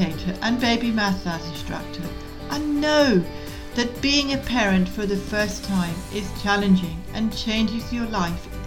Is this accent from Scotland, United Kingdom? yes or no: yes; Scotland, United Kingdom; now in Tasmania, Australia; I was brought up in Scotland